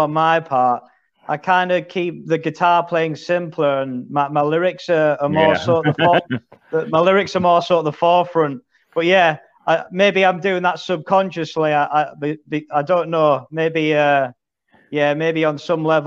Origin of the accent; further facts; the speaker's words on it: Middlesbrough, North East England, United Kingdom; now in Lincoln, United Kingdom; I'm originally from Middlesbrough in the northeast of England. But I live in Lincoln now